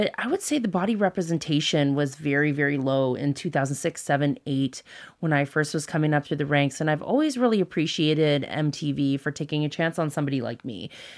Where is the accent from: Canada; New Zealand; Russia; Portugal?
Canada; So I always say I'm very grateful for where we were born and raised in Canada.